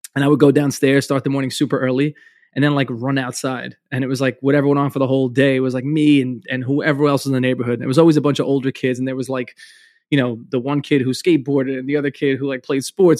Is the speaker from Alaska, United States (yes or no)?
no; New York City, New York, United States; I'm from Brooklyn